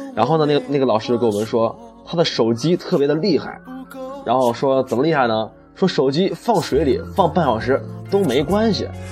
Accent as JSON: {"language": "Chinese", "region": "Northeast China", "country": "China", "said": "我们东北人儿，我们北方人睡的炕"}